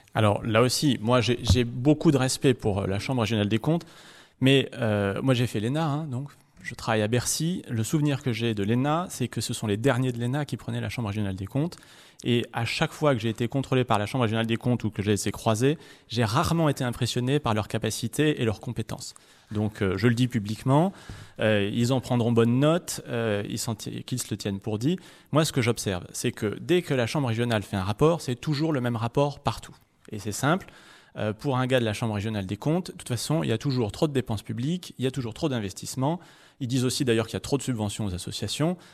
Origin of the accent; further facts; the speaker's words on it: Nogent-le-Rotrou, Centre-Val de Loire, France; chez nous dans le Perche ou à Nogent-le-Retrou